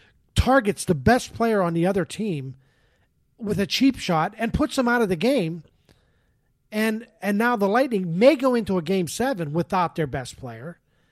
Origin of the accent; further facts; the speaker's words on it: Boston, Massachusetts, United States; I'm from Boston. Go back to Boston.